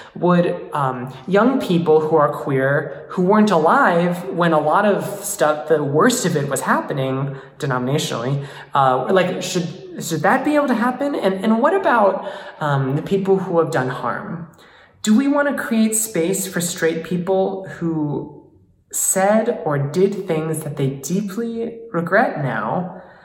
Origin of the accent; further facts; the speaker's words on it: United States; as being an American